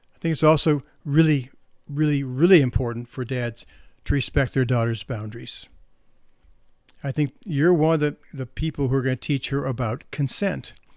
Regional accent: St. Louis, Missouri, United States; I'm from St. Louis

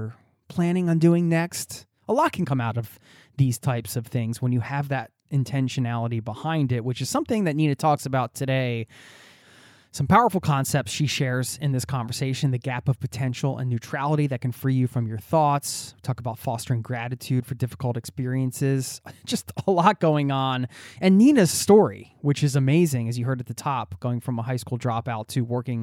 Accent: Philadelphia suburbs, Pennsylvania, United States; a guy who grew up in the suburbs in Philadelphia, suburban kid

